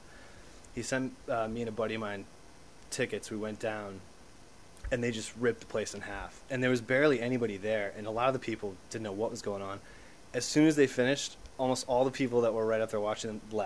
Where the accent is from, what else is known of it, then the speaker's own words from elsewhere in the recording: outside of Boston, Massachusetts, United States; moved away; growing up outside of Boston, coming into Boston for shows as a teenager